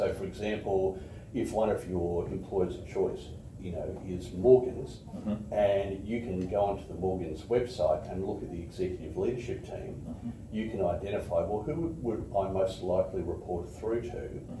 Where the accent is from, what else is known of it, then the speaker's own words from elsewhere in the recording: Canada; born there; As I said earlier, I was born in Canada, right?